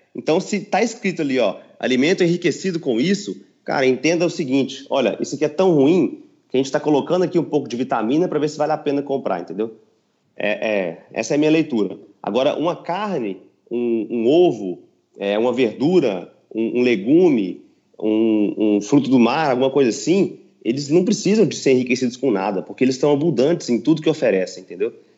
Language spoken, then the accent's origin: Portuguese; Patos de Minas, Minas Gerais, Brazil; moved away; also born or lived in São Paulo; também tenho um consultório na minha cidade natal, que é Patos de Minas